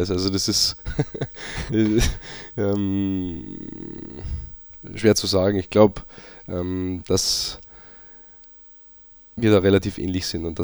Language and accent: German; Austria; aber auch einfach Österreich meine Heimat ist, ich auch ähm, dankbar bin, dass ich auch da äh, daherkomme und auch da noch Wurzeln habe und auch noch immer wieder hinkomme.